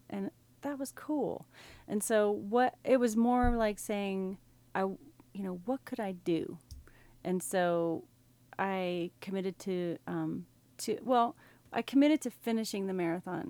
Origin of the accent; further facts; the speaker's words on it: West Texas, United States; also born or lived in South Carolina / Northern California; now in Eugene, United States; I grew up in West Texas, where it was very dry